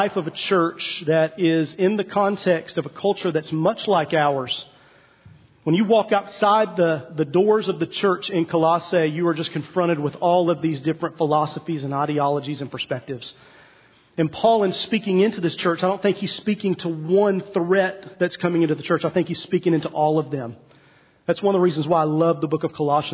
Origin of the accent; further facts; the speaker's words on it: East Tennessee, United States; I'm from East Tennessee, and so for 4 years I drove to my high school, Heritage High School, on 321 as you head toward Cades Cove.